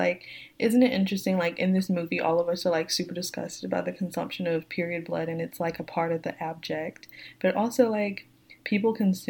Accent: the South, United States; Where I grew up in the South

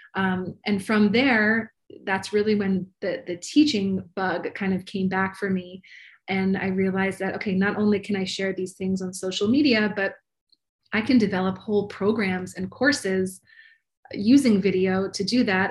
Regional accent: Maryland, United States; moved away as an adult; now in Los Angeles, United States; I'm originally from Maryland, but I have been in Los Angeles for about 16 years now. So almost as long as I was on the East Coast

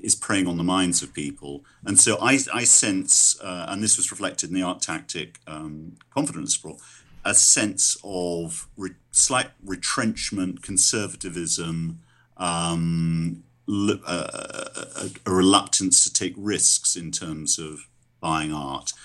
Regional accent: London, United Kingdom; I'm a Londoner

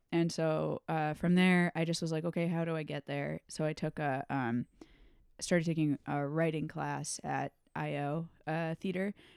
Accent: Storrs, Connecticut, United States; moved away as an adult; also born or lived in New York / Chicago; I grew up in Connecticut

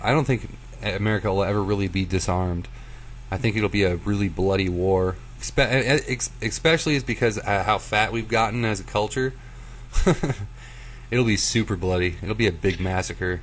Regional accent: United States; we're American

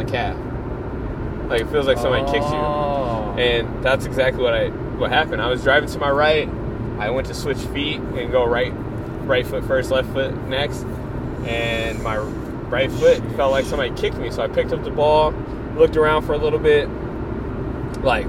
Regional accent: Minneapolis, Minnesota, United States; I'm from Minneapolis, and I'm from Minnesota, so there's a lot of lakes here

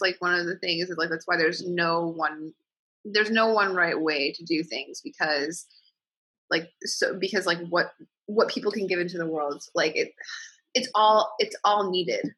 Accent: Midwest, United States; I'm from the Midwest, and my mom is like they're like they live in the in the suburbs in Illinois

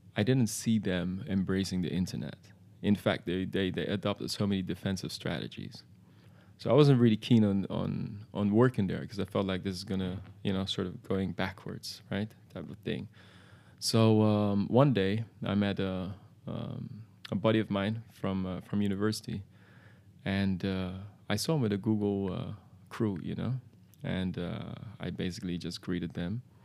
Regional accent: Amsterdam, North Holland, Netherlands; in the Netherlands, where I was born in Amsterdam

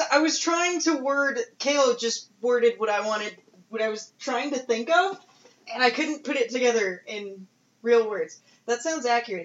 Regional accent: United States; as an American

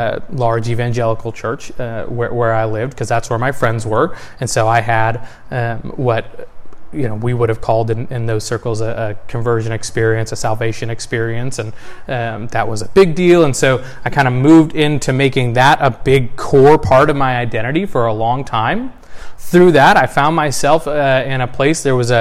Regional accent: the South, United States; born there; I was born in the South of the U.S. in the late 80s.

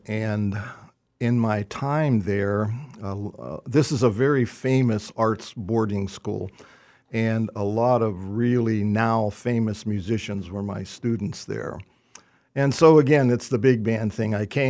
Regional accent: Pennsylvania, United States; I grew up in just outside of Pittsburgh in a musical family, and my father played trombone

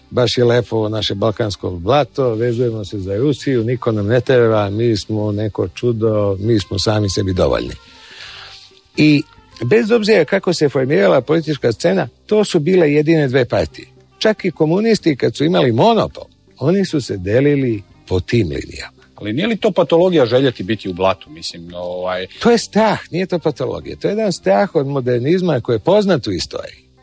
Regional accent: Belgrade, Serbia; E, ja volim Beograd, to je moj rodni grad.

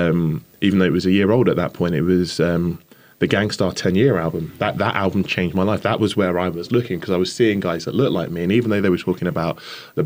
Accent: Canterbury, South East England, United Kingdom; also born or lived in London; I spent my first few years in London, Gypsy Hill, Brixton, Tolls Hill, kind of southeast London. And we moved from London to Canterbury in Kent in the 80s.

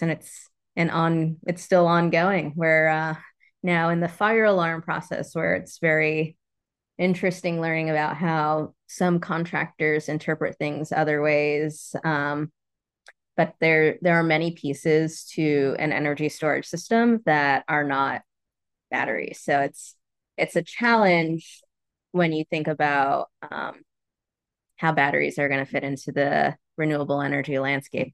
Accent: New York, United States; moved away; also born or lived in Florida; I grew up in New York. I was born in New York, but, uh, my family's from the Caribbean

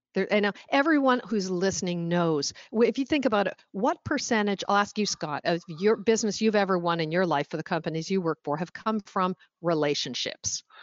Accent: Oshawa, Ontario, Canada; born or raised there; moved away as an adult; also born or lived in Stoney Creek, Ontario; now in Washington, D.C., United States

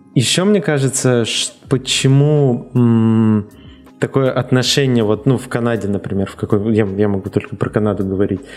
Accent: Russia; moved away as an adult; also born or lived in Czech Republic; now in Canada; я из России

